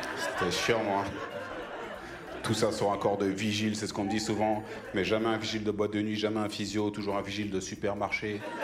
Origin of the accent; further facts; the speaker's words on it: France; si je parle bien français, c'est peut-être parce que je suis né en France